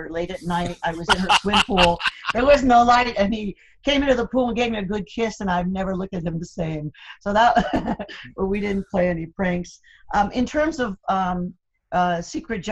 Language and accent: English; South Florida, United States; also born or lived in Cuba; I hail from Cuba, actually. I came here as a little kid, and we landed in South Florida, and I loitered there for most of my childhood.